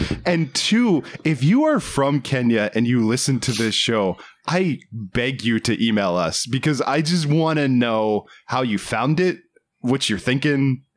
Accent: United States; moved away as an adult; now in Los Angeles, United States; you and I are from, and we grew up outside of the Washington, D C area

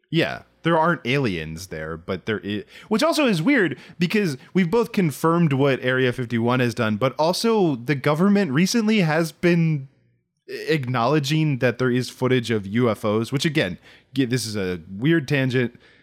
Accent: Southern Maryland, United States; I grew up in Southern Maryland

